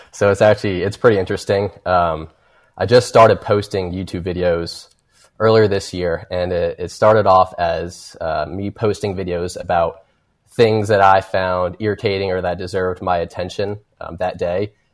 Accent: Kentucky, United States; I'm from Kentucky

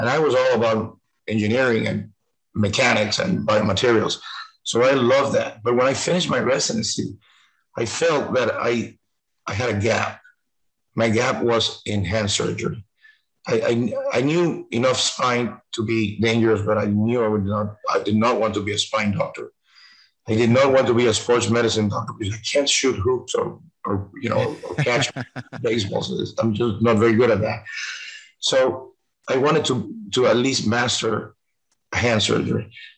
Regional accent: Cuba; born there; English is a second language; moved away; I was born in Cuba. In 1957, 2 years before this terrible government came in, and my family had to leave.

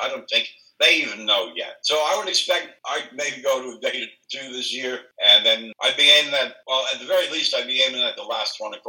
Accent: New York City, New York, United States; also born or lived in Virginia Beach; Where I grew up in the Bronx

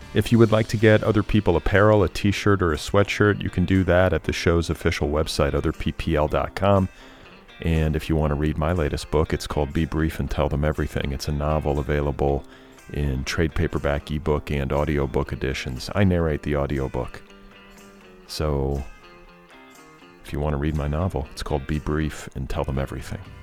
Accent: United States; the privilege of growing up here

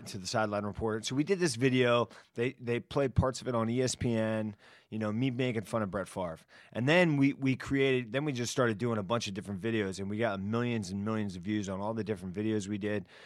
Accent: Miami, Florida, United States; moved away; also born or lived in Washington, D.C. / New York; I grew up in Miami

